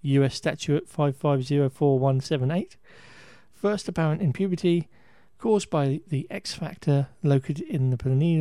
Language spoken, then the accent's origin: English; England, United Kingdom; we're English.